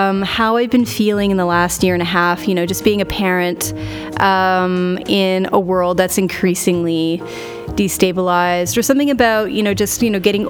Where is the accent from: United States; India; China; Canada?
Canada; Montreal, Quebec; moved away as an adult; now in Regina, Canada; I moved away from my hometown of Montreal to Regina, Saskatchewan